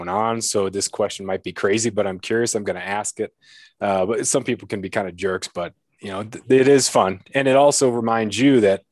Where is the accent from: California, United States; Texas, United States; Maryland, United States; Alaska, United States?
Alaska, United States; Klawock; now in Ketchikan, United States; my hometown of Klawock